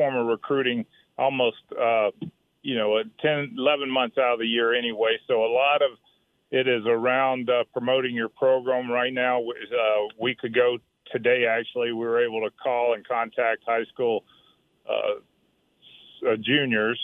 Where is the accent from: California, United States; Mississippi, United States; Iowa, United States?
Mississippi, United States; I'm from Mississippi